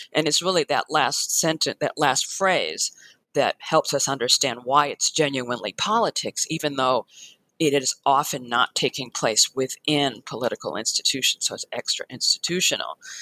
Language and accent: English; Chicago, Illinois, United States; I was born in Chicago. Um, I went to public schools all the way until college